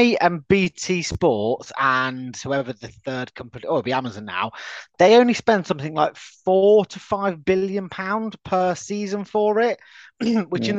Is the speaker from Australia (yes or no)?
no; United Kingdom; as a UK citizen